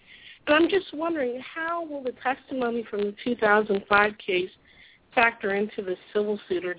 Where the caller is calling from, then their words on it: Virginia, United States; I'm from Virginia.